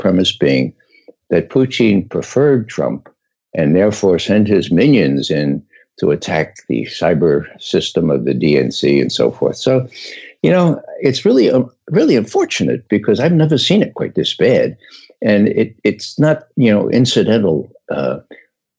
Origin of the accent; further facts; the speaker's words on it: New York, United States; I'm from New York.